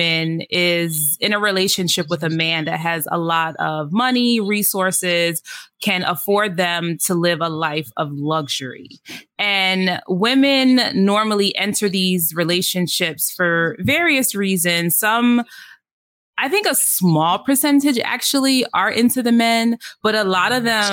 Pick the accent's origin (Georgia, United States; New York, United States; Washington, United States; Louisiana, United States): New York, United States; New York City; I'm originally from the Bronx, mother of three teenagers.